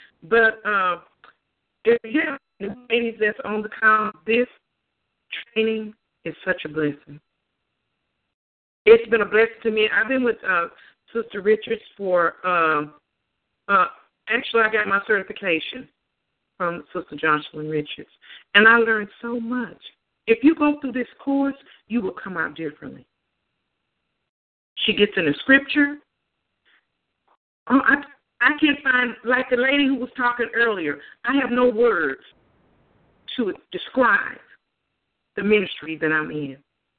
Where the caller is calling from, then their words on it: Houston, Texas, United States; I'm calling from Houston, Texas.